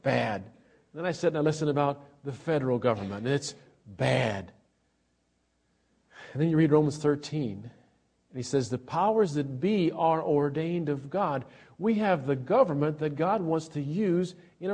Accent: Australia; moved away; I'm an Australian citizen

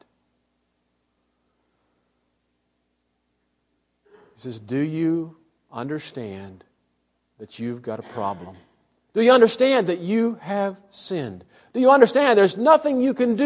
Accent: Illinois, United States; The church that I grew up in Illinois, when I was a young man in church, was mostly farmers.

